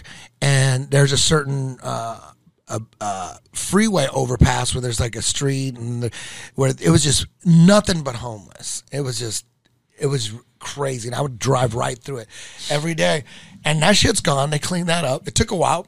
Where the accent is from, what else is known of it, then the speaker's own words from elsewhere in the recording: Santa Ana, California, United States; I grew up in Santa Ana